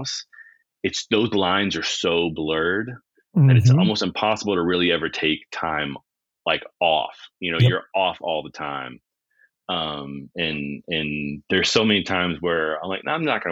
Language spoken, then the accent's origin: English; near New Orleans, Louisiana, United States; I've lived within 40 minutes of New Orleans almost my entire life